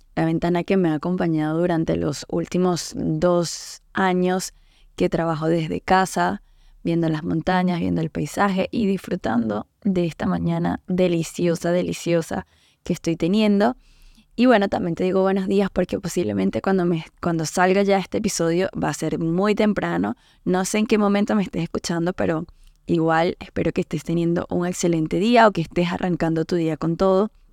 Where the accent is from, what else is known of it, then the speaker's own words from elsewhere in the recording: Venezuela; moved away as an adult; cuando salimos de Venezuela